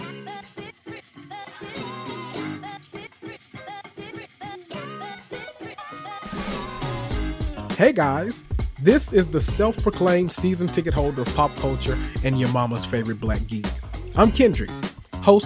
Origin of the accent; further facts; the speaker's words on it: the South, United States; we're from the South